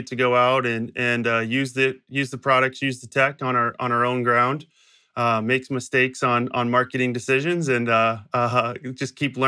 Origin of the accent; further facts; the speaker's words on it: Illinois, United States; So I grew up in Southern Illinois, about 45 minutes south of St. Louis, Missouri, on what we'd call a hobby farm